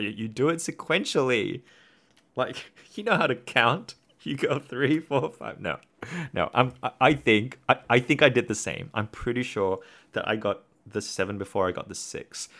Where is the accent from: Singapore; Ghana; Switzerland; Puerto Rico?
Singapore; now in Australia; growing up in Singapore and now living in Australia.